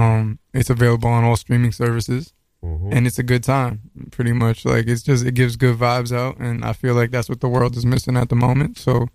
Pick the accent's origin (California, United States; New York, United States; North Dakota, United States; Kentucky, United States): New York, United States; New York City; I'm from Astoria, Queens.